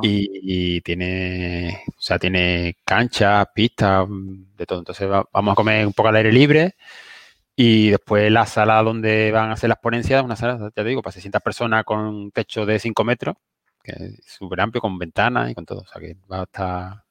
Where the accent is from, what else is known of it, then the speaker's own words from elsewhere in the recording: Seville, Andalusia, Spain; soy de Triana y en Sevilla